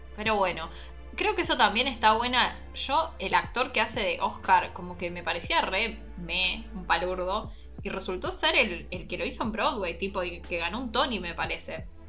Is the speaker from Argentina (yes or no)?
yes; Argentina; siendo argentina, nacida en la tierra de Vita